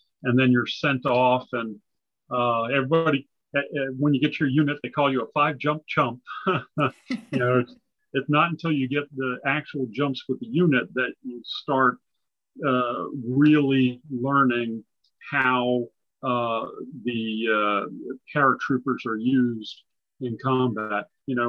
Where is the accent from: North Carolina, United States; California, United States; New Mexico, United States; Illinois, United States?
California, United States; born there; also born or lived in Japan / Okinawa / England; So I grew up in a military family, actually. I was born in California. My father was an Air Force pilot. And so I grew up on Air Force bases overseas in Japan and Okinawa and England.